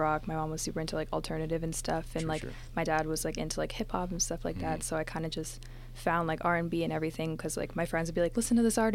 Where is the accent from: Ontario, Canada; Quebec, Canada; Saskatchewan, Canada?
Ontario, Canada; Mississauga; I'm from Mississauga.